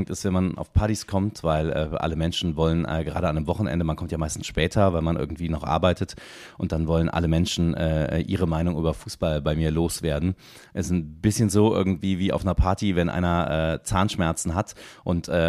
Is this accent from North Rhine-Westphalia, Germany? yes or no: yes; Bensberg, North Rhine-Westphalia, Germany; moved away as an adult; now in Cologne, Germany; durch äh, unter Eschbach bzw. Bensberg, da die Ecke, äh, wo ich herkomme. Und dann, und dann bin ich mit 18 rüber hierhin.